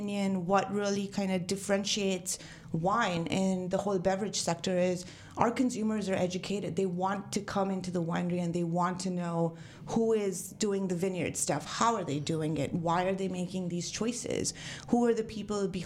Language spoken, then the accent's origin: English; Mumbai, Maharashtra, India; moved away as an adult; also born or lived in Napa Valley, United States; now in Napa, United States; I'm born and raised in Mumbai.